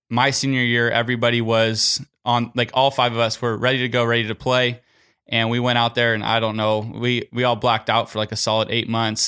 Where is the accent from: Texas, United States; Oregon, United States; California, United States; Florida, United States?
California, United States; Southern; I'm from Southern California